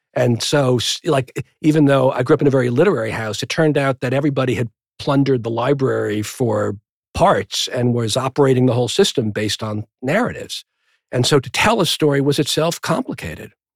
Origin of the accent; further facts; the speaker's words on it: New Rochelle, New York, United States; also born or lived in Manhattan, New York / Brookline, Massachusetts; I was born in Manhattan. We moved when I was seven to Brookline, Massachusetts for three years, and then we moved to New Rochelle, a Westchester